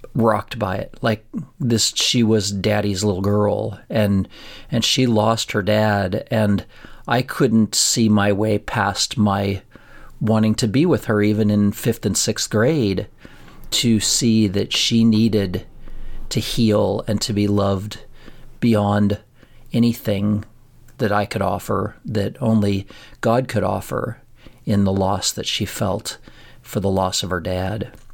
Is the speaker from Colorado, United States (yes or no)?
yes; a town forty miles from Pueblo, Colorado, United States; we drove forty miles from our hometown and we went to school at a place that we called U S C, um, University of Southern Colorado.